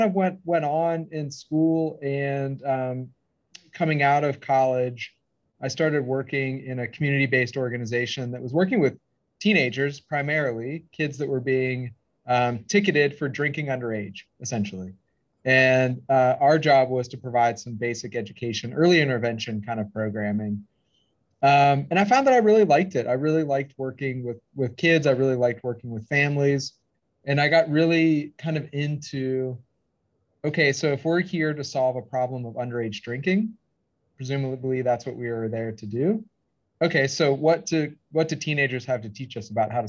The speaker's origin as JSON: {"language": "English", "town": "Pittsburgh", "region": "Pennsylvania", "country": "United States", "tie": "born or raised there", "also_born_or_lived": "Missoula, Montana", "moved": "as an adult", "said": "I grew up in Pittsburgh, Pennsylvania"}